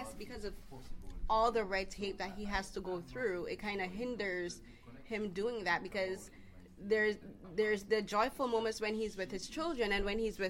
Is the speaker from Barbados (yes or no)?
yes; Barbados; now in Canada; I myself am an immigrant. I'm from Barbados. So I've been living in Canada for a while